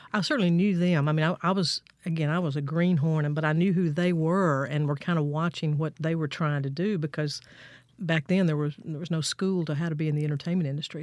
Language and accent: English; Fayette, Mississippi, United States; moved away as an adult; also born or lived in Jackson, Mississippi / Nashville, Tennessee; I was born right down the street here in Jackson, but I grew up in Fayette, Mississippi, over in Jefferson County, southwest part of the state.